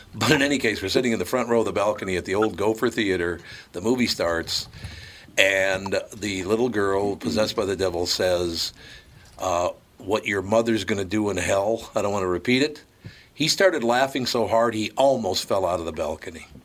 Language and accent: English; Minneapolis, Minnesota, United States; I grew up in North Minneapolis